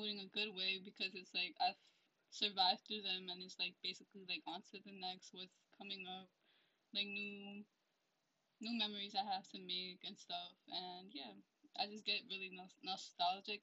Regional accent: New Jersey, United States; I am from New Jersey, but my parents are originally from Ecuador

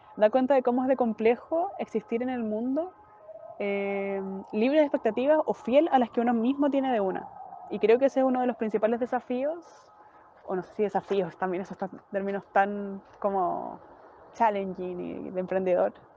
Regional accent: Chile; now in Barcelona, Spain; soy chilena y vivo en Barcelona.

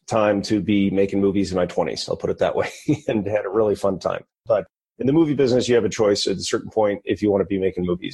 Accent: Detroit, Michigan, United States; also born or lived in Bethlehem, Pennsylvania; I was from Detroit. So I went back to Detroit

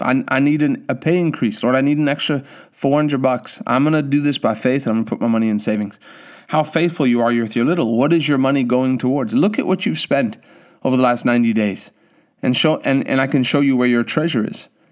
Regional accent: South Africa; now in United States; I come from South Africa

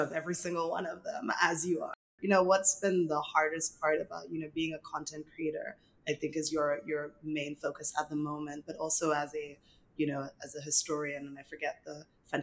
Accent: Nigeria; I'm also Nigerian.

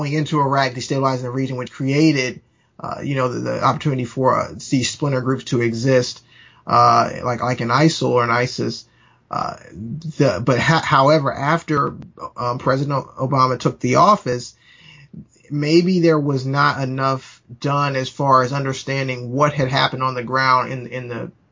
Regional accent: United States; we as Americans

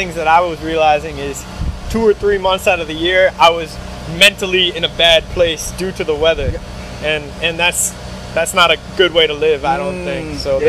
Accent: Connecticut, United States; moved away as an adult; also born or lived in Florida; now in Boston, United States; I was born in Connecticut.

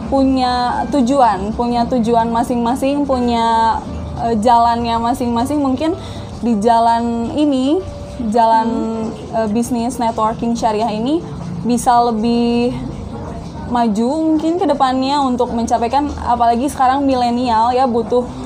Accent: Bandung, West Java, Indonesia; dari Bandung.

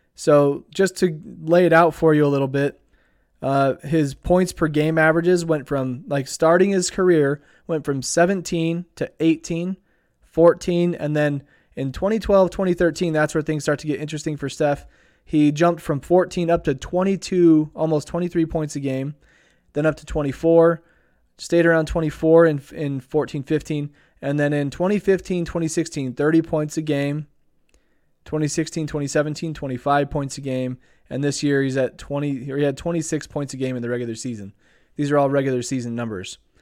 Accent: Idaho Falls, Idaho, United States; my hometown of Idaho Falls

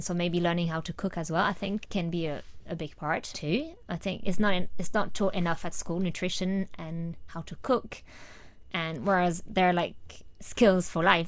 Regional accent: France; moved away; I'm from France

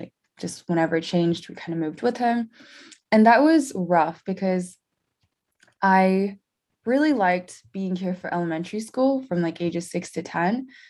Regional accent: India; born there; also born or lived in Tennessee, United States / Dallas, United States; So I was born in India. As to where I grew up, that's rough because I grew up both in the US and in India in different phases.

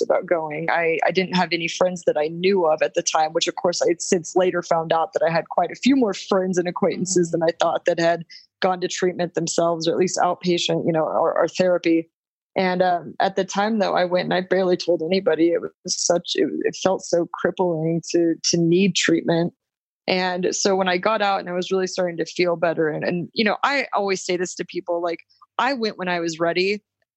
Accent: Texas, United States; moved away as an adult; also born or lived in New York; I'm from Texas and I was back home with my parents

